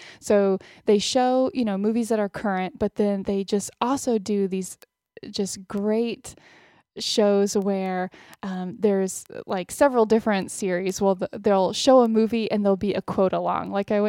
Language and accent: English; Austin, Texas, United States; moved away; Well, my parents and my sister still live in Austin, and I have an aunt and uncle and cousins that live in Austin, but it's not, where my family is from generations back or anything, but I mean, definitely my hometown